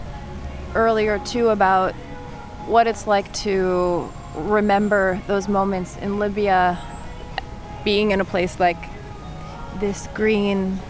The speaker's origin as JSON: {"language": "English", "country": "United States", "said": "I'm American"}